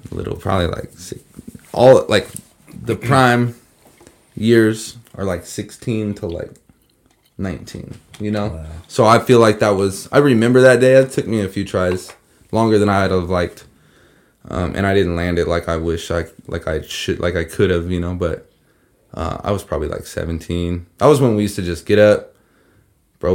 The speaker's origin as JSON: {"language": "English", "town": "Redding", "region": "California", "country": "United States", "tie": "born or raised there", "said": "I grew up on Shasta View"}